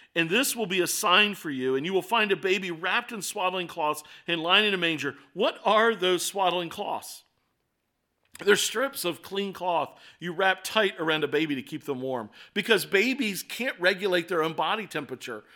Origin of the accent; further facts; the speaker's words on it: Baltimore, Maryland, United States; moved away as an adult; I moved away from Baltimore for several years. Then I came back to Baltimore